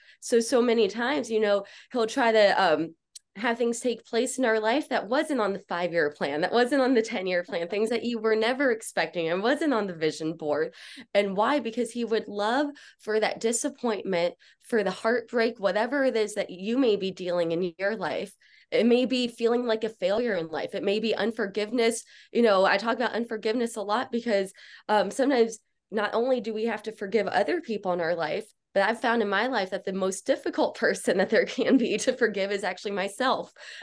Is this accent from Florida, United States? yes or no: yes; Miami, Florida, United States; Yeah, well, I grew up here in Miami, Florida. So I like to pretend that I'm kind of gangster.